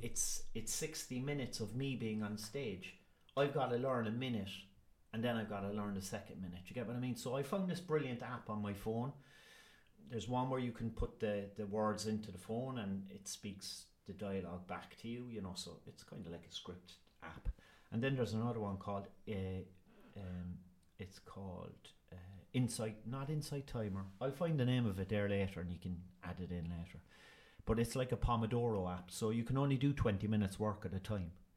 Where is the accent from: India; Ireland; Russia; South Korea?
Ireland; I'm Irish